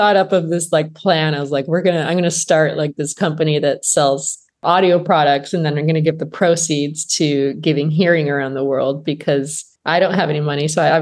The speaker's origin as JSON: {"language": "English", "town": "Flint", "region": "Michigan", "country": "United States", "tie": "born or raised there", "said": "I grew up in Flint, Michigan"}